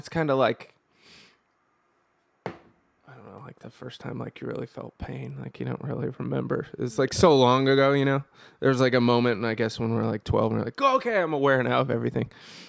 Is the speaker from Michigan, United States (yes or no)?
no; California, United States; No, I'm from Northern California.